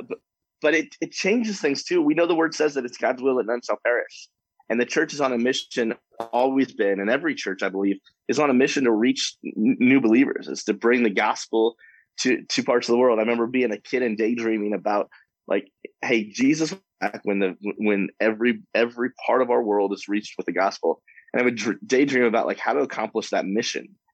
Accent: Warrenton, Missouri, United States; now in Wichita, United States; I grew up in just outside of St. Louis, Missouri, a little town called Warrenton

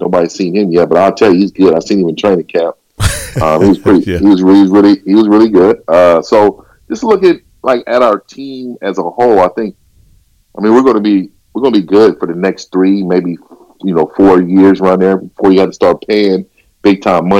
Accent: San Francisco, California, United States; I was born and raised in San Francisco.

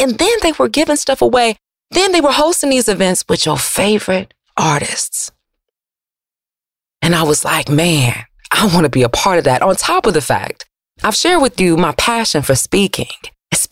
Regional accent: Detroit, Michigan, United States; growing up in Detroit

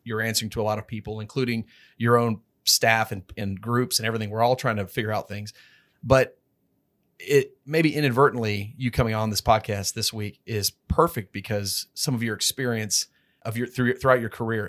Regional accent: Texas, United States; I'm from Texas

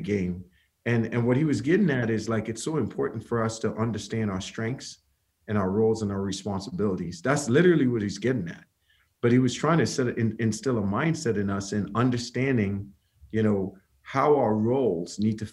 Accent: Trinidad & Tobago; moved away as an adult; now in United States; I'm from Trinidad, came to the U.S. on a basketball scholarship

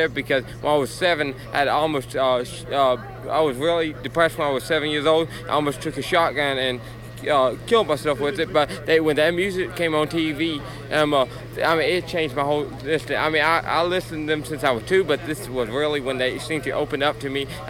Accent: Texas, United States; I'm from Texas

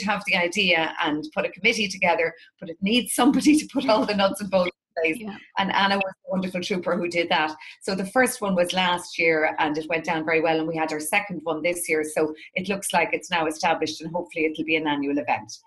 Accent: Drogheda, Leinster, Ireland; my hometown, which is Drogheda in the northeast of Ireland

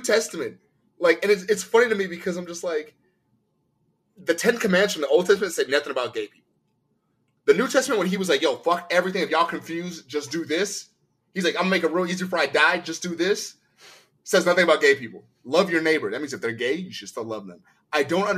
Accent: United States; I'm American.

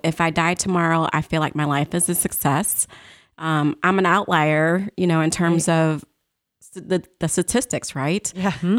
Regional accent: St. Louis, Missouri, United States; I was born and raised in St. Louis

